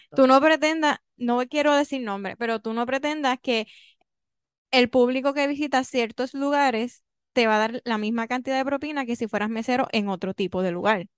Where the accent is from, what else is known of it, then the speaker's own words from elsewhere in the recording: Puerto Rico; soy puertorriqueña